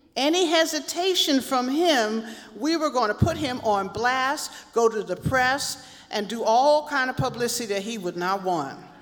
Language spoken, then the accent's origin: English; Philadelphia, Pennsylvania, United States; moved away; also born or lived in Chicago; growing up in Philadelphia, my family had a long standing connection to these little AME churches